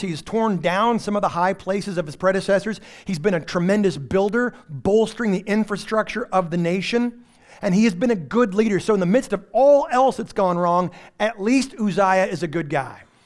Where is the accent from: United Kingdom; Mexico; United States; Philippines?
United States; Texas Panhandle; also born or lived in Houston; now in East Texas, United States; I am from the Texas Panhandle, where we only got electricity about twelve years ago.